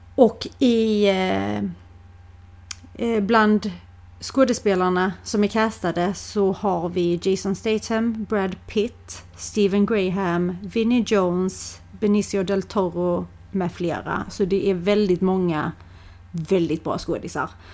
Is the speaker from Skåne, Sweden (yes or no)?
yes; Skåne, Sweden; accent: Scanian; om man inte är skåning själv, om man har skillnad på din och min dialekt